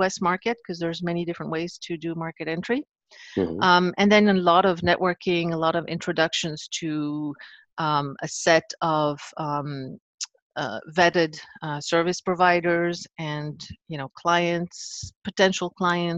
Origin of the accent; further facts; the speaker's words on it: Paris, Île-de-France, France; growing up in Paris, in France back then